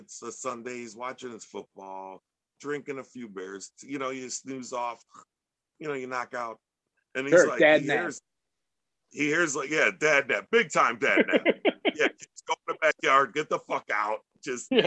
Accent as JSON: {"language": "English", "town": "Chicago", "region": "Illinois", "country": "United States"}